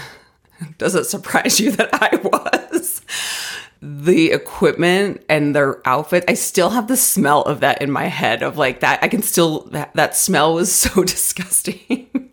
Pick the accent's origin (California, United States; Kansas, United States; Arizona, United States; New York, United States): Arizona, United States; now in Colorado, United States; growing up in Arizona, we had zero seasons